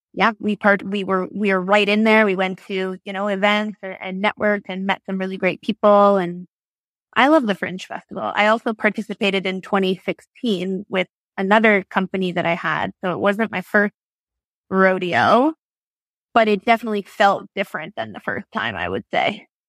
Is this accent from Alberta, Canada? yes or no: no; Barrie, Ontario, Canada; now in Toronto, Canada; I grew up in Barrie.